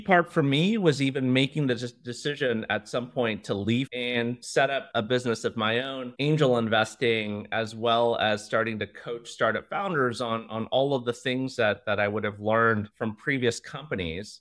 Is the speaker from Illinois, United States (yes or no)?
no; Cupertino, California, United States; first language Mandarin; English is a second language; now in Singapore; I grew up in Cupertino